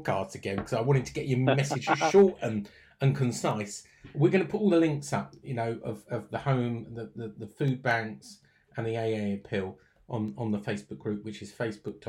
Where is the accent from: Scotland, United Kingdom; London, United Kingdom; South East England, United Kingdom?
South East England, United Kingdom; Surrey; I'm not an EastEnder. My grandmother was an EastEnder. She was a proper Cockney, but I was born in Surrey